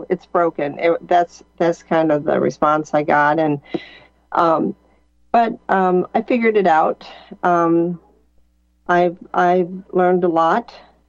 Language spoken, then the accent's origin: English; California, United States; now in Missouri, United States; So I moved around quite a bit, but I moved to Missouri in 2003, and I ran for coroner, and I was the weirdo from California